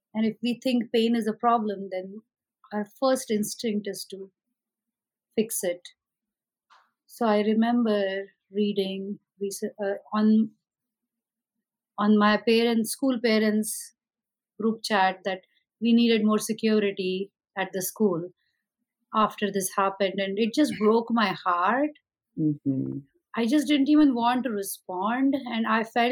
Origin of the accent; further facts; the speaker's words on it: India; moved away as an adult; now in United States; I came originally from India. I'm an American citizen, but I've been in this country for the last 20 years.